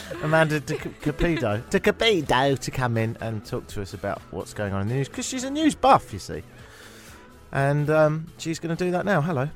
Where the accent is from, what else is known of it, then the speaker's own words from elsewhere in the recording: England, United Kingdom; now in Toronto, Canada; we're from a nation of such fools